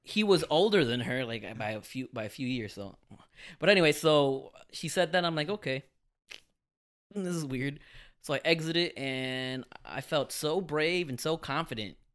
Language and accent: English; Miami, Florida, United States; I'm from Miami